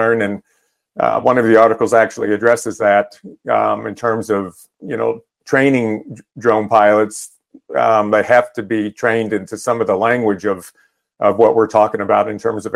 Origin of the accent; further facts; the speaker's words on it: Northern Texas, United States; where I grew up in Northern Texas